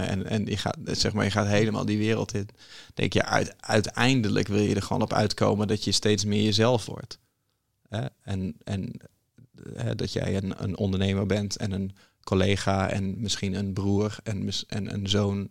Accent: Groningen, Netherlands; ik kom uit Groningen

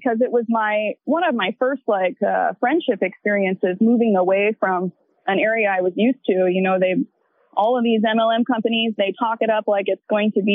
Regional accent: the South, United States; I'm from the South.

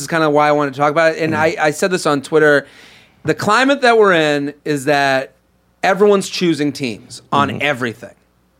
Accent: Boston, Massachusetts, United States; moved away; I came from Boston. I didn't go, I wasn't from a Penn State family.

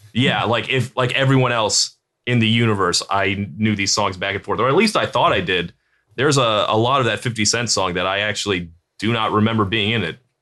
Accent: Virginia Beach, Virginia, United States; I grew up in Virginia Beach

